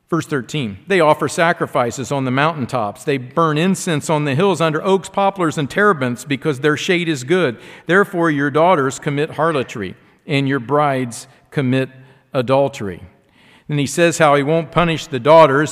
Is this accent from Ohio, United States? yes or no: yes; Ohio, United States; I'm from Ohio. We have, we have orange carrots in Ohio.